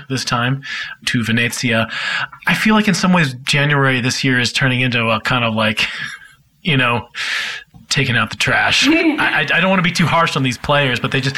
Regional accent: United States; I'm American

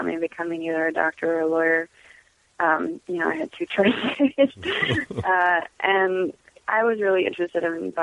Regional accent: Los Angeles, California, United States; I'm from L.A. originally.

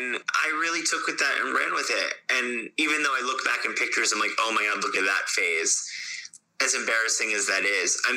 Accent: Fort Lauderdale, Florida, United States; moved away; also born or lived in Ithaca; I grew up in Fort Lauderdale in Florida

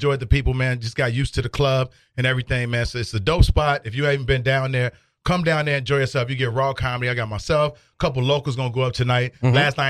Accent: Chicago, Illinois, United States; moved away as an adult; now in Texas, United States; I'm from Chicago, and I've moved down here recently.

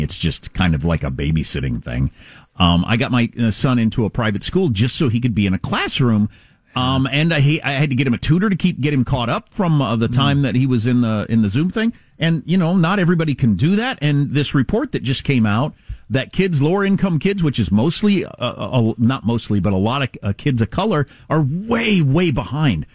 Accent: Wisconsin, United States; I grew up in Wisconsin, the freaking dairy state

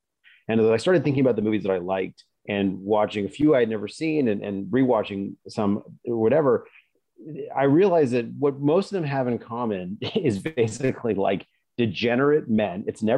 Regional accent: Oklahoma, United States; an old friend of mine from growing up in Oklahoma, her older brother was a professional poker player for a while.

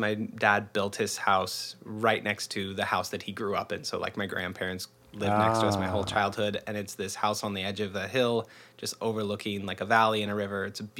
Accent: Arlington, Washington, United States; now in Seattle, United States; I'm a born, raised Northwesterner. I'm from Arlington, which is about an hour north of the city, north of Seattle. And lived here most of my life. Grew up real close.

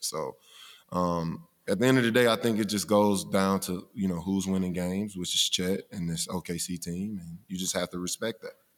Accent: Mobile, Alabama, United States; I'm from Mobile

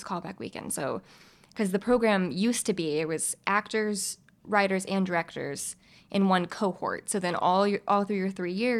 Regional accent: the South, United States; I'm from the South.

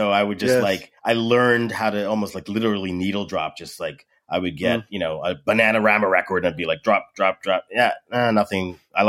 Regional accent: Edmonton, Alberta, Canada; So I was born and raised in Canada, in Edmonton, Alberta, to be specific.

